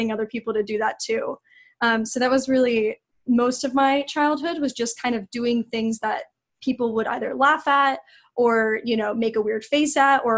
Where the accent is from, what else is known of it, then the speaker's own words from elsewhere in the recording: Ohio, United States; moved away as an adult; now in Los Angeles, United States; I'm originally from Ohio, and when I was in Ohio and kind of growing up there